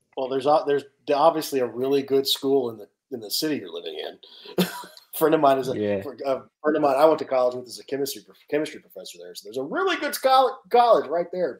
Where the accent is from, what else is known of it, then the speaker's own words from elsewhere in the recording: Nashville, Tennessee, United States; I'm from Nashville